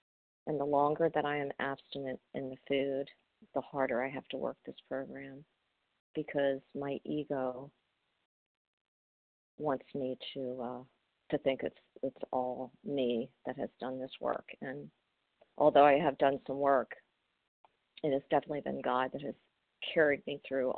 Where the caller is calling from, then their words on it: Maryland, United States; I'm from Maryland.